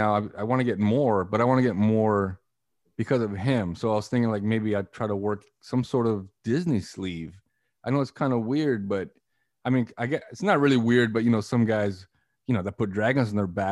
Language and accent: English; Canada; I'm Portuguese descent. I was born in Canada